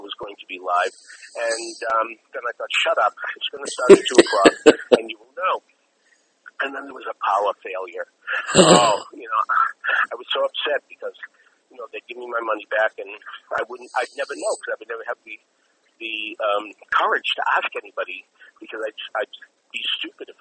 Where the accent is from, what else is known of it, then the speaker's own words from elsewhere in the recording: Massachusetts, United States; I'm from Massachusetts